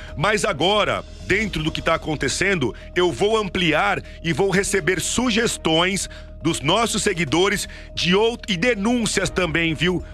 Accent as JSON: {"language": "Portuguese", "town": "Santos", "region": "São Paulo", "country": "Brazil", "said": "nós paulistas, eu sou, sou de Santos, do estado de São Paulo"}